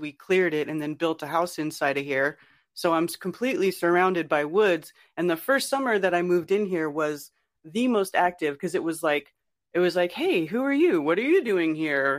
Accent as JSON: {"language": "English", "region": "Northern California", "country": "United States", "tie": "born or raised there", "moved": "yes", "lives_now": "North Carolina, United States", "said": "I grew up in California, in Northern California, where Bigfoot got its name"}